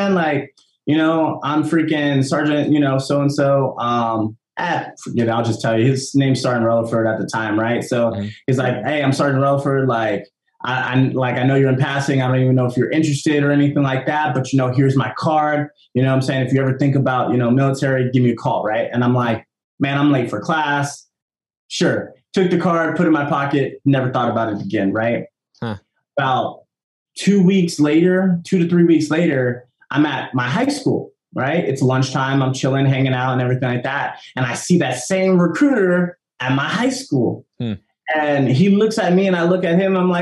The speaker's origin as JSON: {"language": "English", "town": "San Jose", "region": "California", "country": "United States", "tie": "born or raised there", "also_born_or_lived": "Fresno, California", "said": "So I'm from San Jose, California. I was born and raised in, well, I was born in Fresno. Grew up in San Jose"}